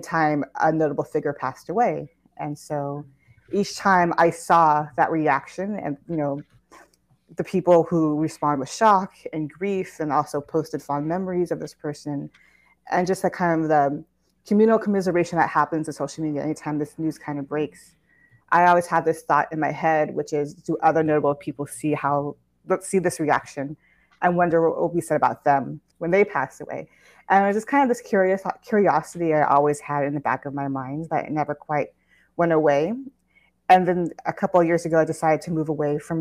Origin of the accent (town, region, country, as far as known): Orange County, Southern California, United States; born or raised there